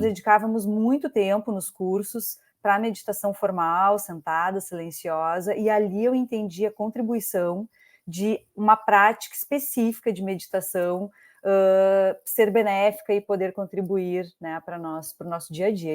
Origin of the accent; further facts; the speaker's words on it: Pelotas, Rio Grande do Sul, Brazil; also born or lived in Porto Alegre; eu sou gaúcha, sou de Pelotas